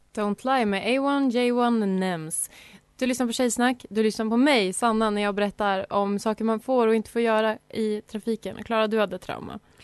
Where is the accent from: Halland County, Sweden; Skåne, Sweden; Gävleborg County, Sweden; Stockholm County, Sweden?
Gävleborg County, Sweden; Sandviken; moved away; jag är ju från Sandviken. Där cyklar man.